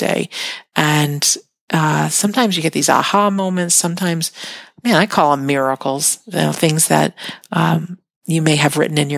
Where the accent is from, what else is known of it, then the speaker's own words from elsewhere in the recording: United States; I'm an American